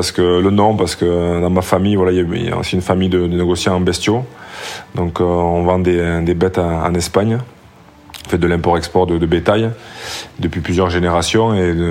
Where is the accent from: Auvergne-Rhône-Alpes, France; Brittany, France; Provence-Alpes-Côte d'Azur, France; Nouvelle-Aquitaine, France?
Nouvelle-Aquitaine, France; Saint-Jean-Pied-de-Port; also born or lived in Bayonne; grandi ah oui, attention, je suis né à